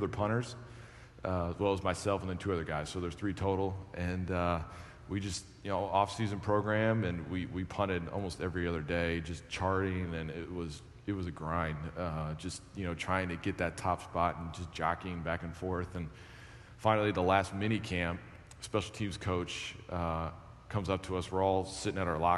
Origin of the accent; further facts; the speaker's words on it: Western New York, United States; growing up in Western New York